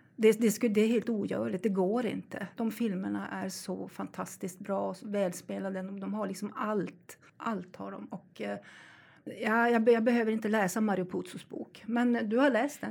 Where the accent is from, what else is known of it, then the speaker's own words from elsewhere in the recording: Sweden; Vi svenskar